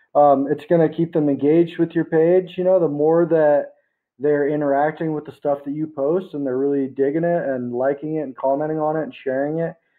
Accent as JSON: {"language": "English", "country": "United States", "moved": "yes", "lives_now": "Philippines", "said": "I actually live in the Philippines right now. I'm American"}